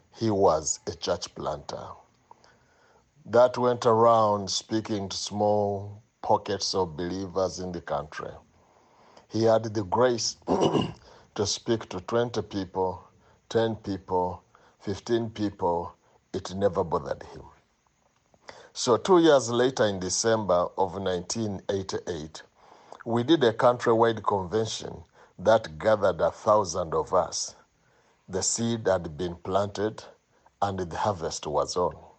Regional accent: Jinja, Eastern Region, Uganda; I'm from Jinja, Uganda.

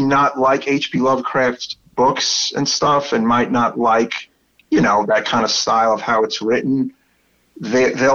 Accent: New York City, New York, United States; accent: Brooklyn; my terrible Brooklyn accent

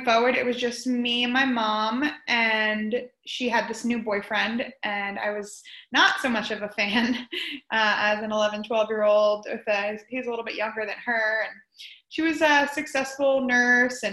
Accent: Florida, United States; also born or lived in New York; We moved down to Florida from New York

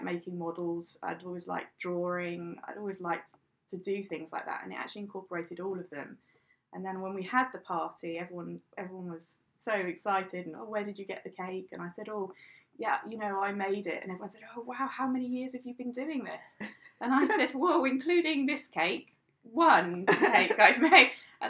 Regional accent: South West England, United Kingdom; Well, I'm from England originally. I moved around quite a lot, so I can't say I come from any particular place in England.

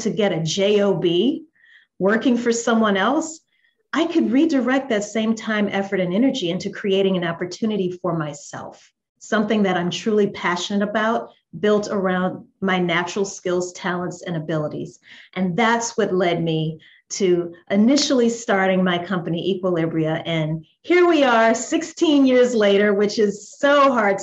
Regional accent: Louisiana, United States; moved away as an adult; also born or lived in New Orleans, Louisiana; now in Atlanta, United States; I'm originally from Louisiana here in the States.

